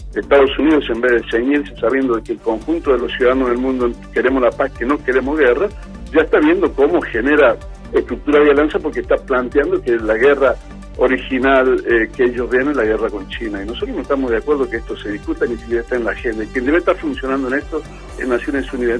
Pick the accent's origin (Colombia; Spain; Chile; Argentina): Argentina; en Argentina